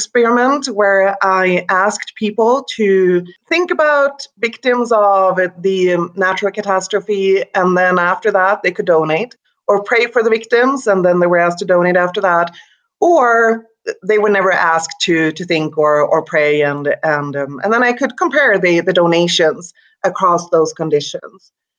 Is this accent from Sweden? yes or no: yes; Sweden; English is a second language; now in United States; And to me, that was new because I came here from Sweden 10 years ago, and Sweden is a highly secularized society.